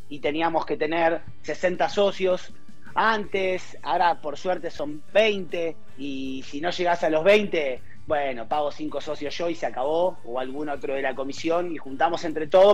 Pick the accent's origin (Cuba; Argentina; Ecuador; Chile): Argentina; moved away as an adult; now in Mexico; soy argentino, vivo en México hace 12 años